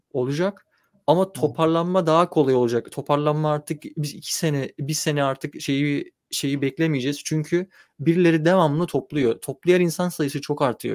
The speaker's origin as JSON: {"language": "Turkish", "region": "Çanakkale", "country": "Turkey", "tie": "born or raised there", "said": "ben Çanakkale'de büyüdüm"}